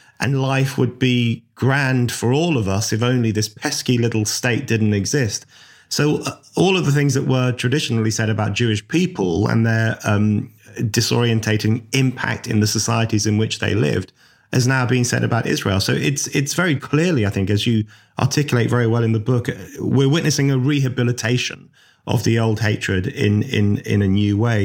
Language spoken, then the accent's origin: English; London, United Kingdom; I grew up in Northwest London